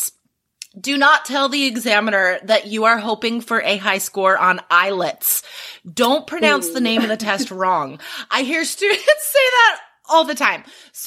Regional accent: Carson City, Nevada, United States; moved away as an adult; also born or lived in Spain / Cambodia / Taiwan; now in Portland, United States; I grew up in Carson City, Nevada

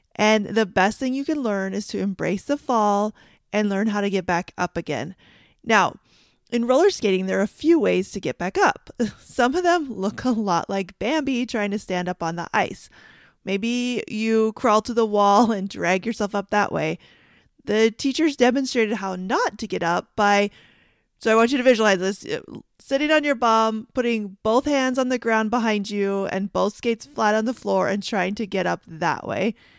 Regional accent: Canada; I grew up in Canada

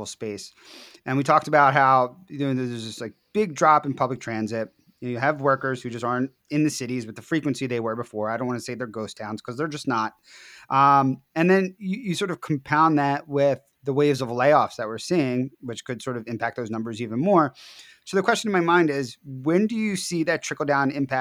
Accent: Philadelphia, Pennsylvania, United States; Philadelphia, my hometown

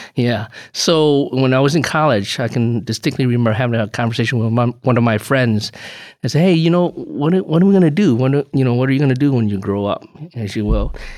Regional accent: Chicago, Illinois, United States; moved away as an adult; also born or lived in Urbana-Champaign, Illinois; now in West Bend, United States; I, I grew up in Chicago, went downstate for school and then moved back to Chicago to work

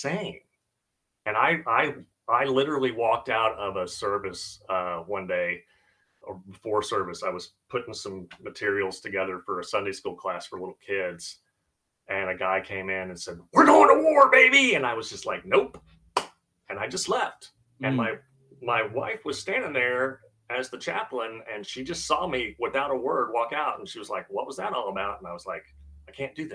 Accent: Blue Ridge, Texas, United States; also born or lived in Missouri; when we moved from Missouri to Texas, I joined the First Baptist Church of Blue Ridge in Blue Ridge, Texas

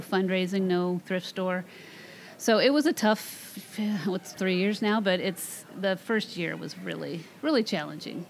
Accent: Marysville, Washington, United States; also born or lived in Camano Island, Washington; I grew up in Marysville, Washington

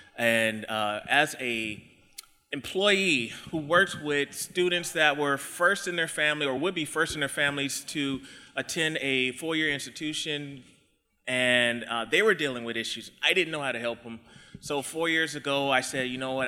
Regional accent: Texas, United States; now in Idaho, United States; I live in Idaho, uh, but I'm not from, I'm from Texas

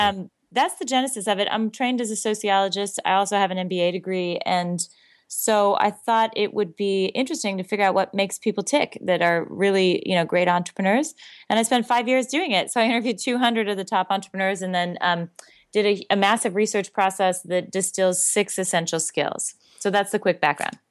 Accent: Seattle, Washington, United States; I grew up in Seattle.

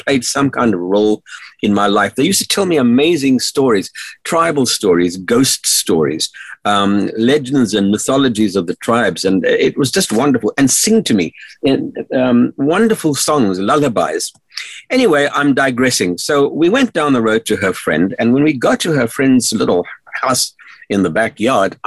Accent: South Africa; I grew up in South Africa during the dark days of apartheid

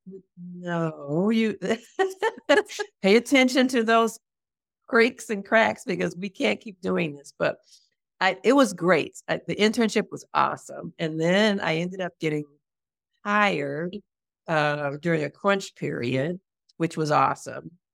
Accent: United States; moved away as an adult; now in Portugal; as a American, as a Black American, as a Black American woman

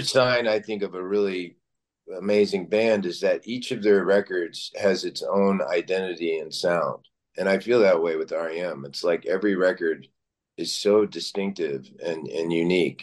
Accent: Lexington, Kentucky, United States; moved away; I grew up in Kentucky

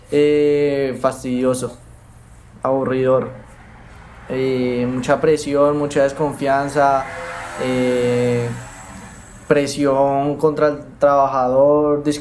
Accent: Bogotá, Colombia; moved away as an adult; now in Argentina; soy de Colombia, eh, nací en, Bogotá. Llegué acá a Argentina hace nueve meses y bueno, llegué con el fin de estudiar.

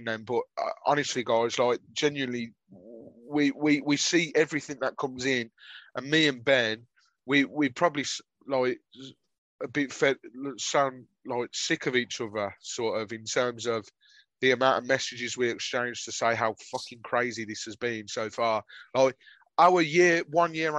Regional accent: Birmingham, West Midlands, United Kingdom; I'm from Birmingham

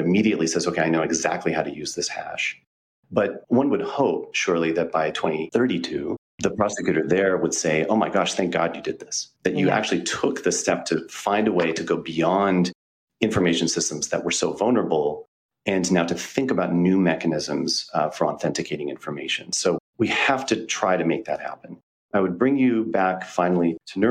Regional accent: United States; I arrived there on the eve of the Second Iraq War in a predominantly Muslim city as an American

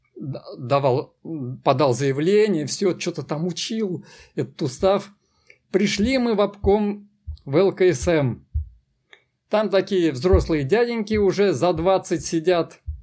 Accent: Kazan, Tatarstan, Russia; я родился в Казани, и Казань мой родной город, и это Татарстан

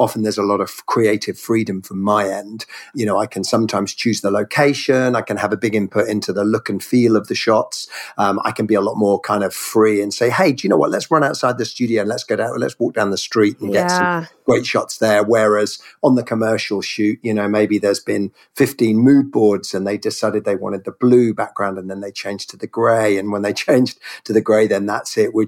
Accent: Norfolk, East of England, United Kingdom; also born or lived in Cornwall; now in London, United Kingdom; I was born in the west and then grew up way over in the east in Norfolk, UK

